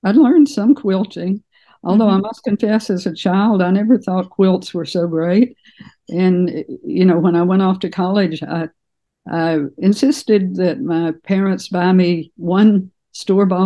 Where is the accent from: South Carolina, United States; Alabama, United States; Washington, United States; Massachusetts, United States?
Alabama, United States; moved away as an adult; also born or lived in Birmingham, Alabama / Sylacauga, Alabama / Taiwan; now in Santa Rosa, United States; Okay, I was born and raised in Alabama. I was born in the town of Delta, which is just